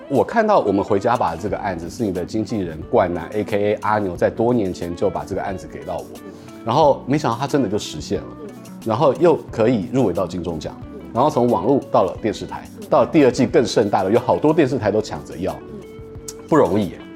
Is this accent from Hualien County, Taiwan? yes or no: yes; Hualien County, Taiwan; 我家乡在花莲